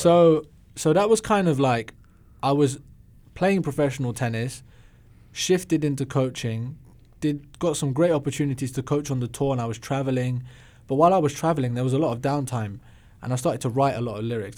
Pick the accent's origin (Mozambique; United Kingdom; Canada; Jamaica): United Kingdom; England; moved away as an adult; also born or lived in London; being English